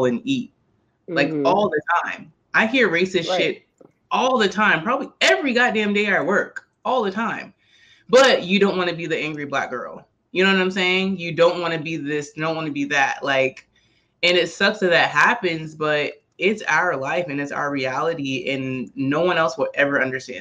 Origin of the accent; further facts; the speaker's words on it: Charleston, South Carolina, United States; because we're both from Charleston